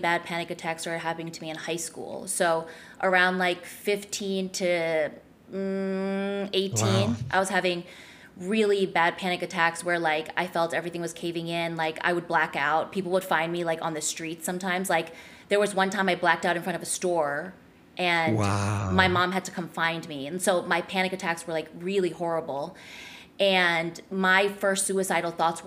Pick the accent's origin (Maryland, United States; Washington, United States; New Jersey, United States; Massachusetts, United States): New Jersey, United States; I grew up in New Jersey